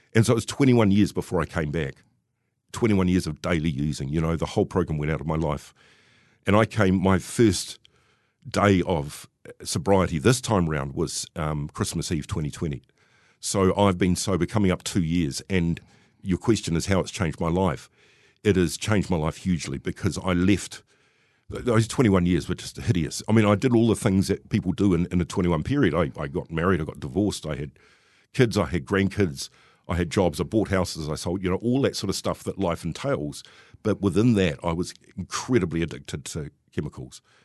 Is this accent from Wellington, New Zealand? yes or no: yes; Wellington, New Zealand; I grew up in Wellington and I was born in sixty-six